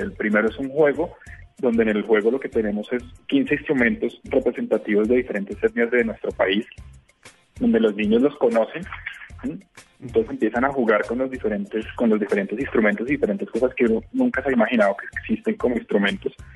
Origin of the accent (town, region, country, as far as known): Colombia